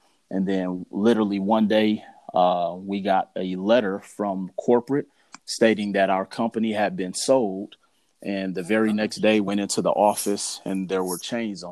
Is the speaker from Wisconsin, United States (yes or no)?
yes; Milwaukee, Wisconsin, United States; moved away as an adult; also born or lived in Mississippi; now in Las Vegas, United States; I'm originally from Milwaukee, Wisconsin. Moved to Las Vegas, Nevada in 2005